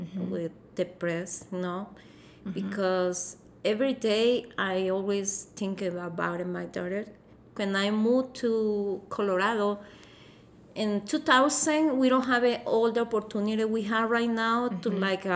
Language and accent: English; Tegucigalpa, Francisco Morazán, Honduras; English is a second language; moved away as an adult; now in United States; I grew up in Tegucigalpa